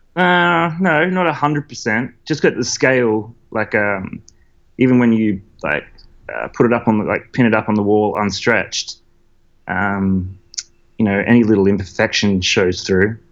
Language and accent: English; Maitland, New South Wales, Australia; moved away as an adult; also born or lived in Newcastle / Melbourne; I'm from the Hunter Valley. Hunter so I grew up. Yeah, so I grew up like uh, out near Maitland.